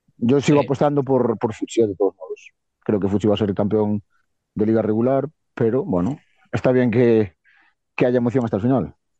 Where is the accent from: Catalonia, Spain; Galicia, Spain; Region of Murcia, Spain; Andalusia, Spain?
Galicia, Spain; Viveiro; de Viver, de mi pueblo